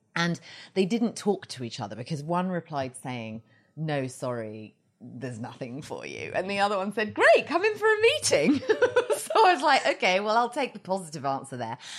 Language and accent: English; Surrey, South East England, United Kingdom; moved away as an adult; now in Los Angeles, United States; I am from England. I've lived in L A almost eleven years. And I grew up just outside London in a very leafy, uh, village.